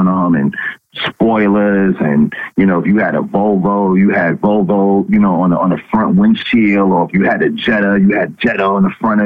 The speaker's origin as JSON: {"language": "English", "area": "Long Island", "region": "New York", "country": "United States", "tie": "born or raised there", "moved": "as an adult", "lives_now": "Houston, United States", "said": "I'm originally from Long Island"}